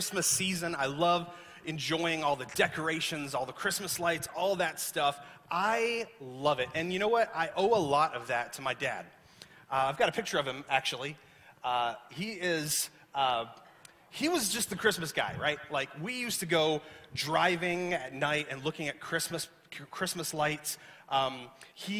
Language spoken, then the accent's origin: English; the South, United States; moved away; I grew up in the South where it's hot and humid.